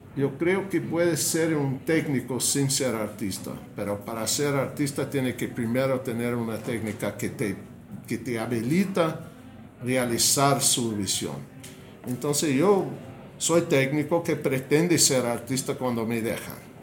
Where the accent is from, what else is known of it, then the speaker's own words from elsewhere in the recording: United States; Spanish is a second language; moved away; also born or lived in Mexico; no me sentía cómodo con mi país, no me sentía cómodo con mi, con mi cultura como yankee, como norteamericano. No me sentía cómodo, yo sentí, ¿qué carajo? Yo nací aquí